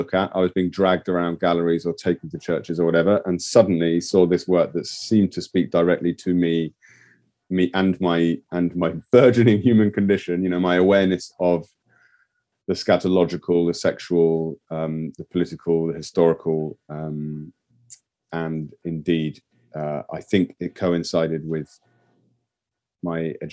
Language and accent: English; England, United Kingdom; as an English person outside of the European Union who loves Europe